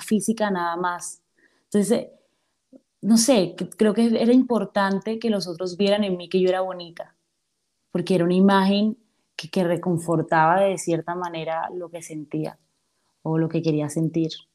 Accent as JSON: {"language": "Spanish", "town": "Cartagena", "region": "Bolívar", "country": "Colombia", "tie": "born or raised there", "moved": "as an adult", "said": "soy una cartagenera eh, de pies a cabeza. Amo, amo mi ciudad"}